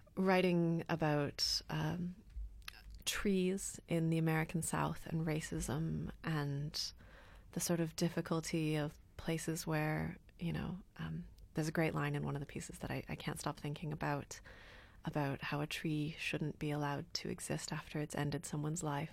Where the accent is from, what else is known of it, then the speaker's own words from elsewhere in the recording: Canada; also born or lived in United Kingdom; now in Berlin, Germany; in Canada when I was growing up